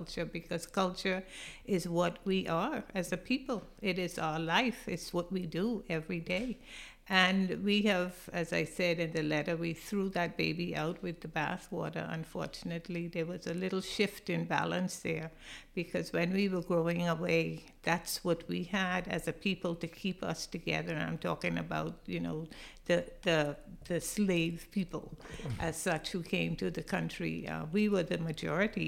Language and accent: English; Bahamas; moved away as an adult; also born or lived in England; we came back to an independent Bahamas